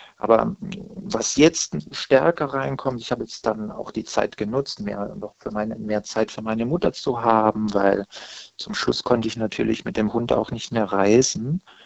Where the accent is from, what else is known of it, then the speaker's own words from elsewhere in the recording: Stuttgart area, Baden-Württemberg, Germany; moved away; also born or lived in Saarland / Berlin; dann bin ich ja im Stuttgarter Raum geboren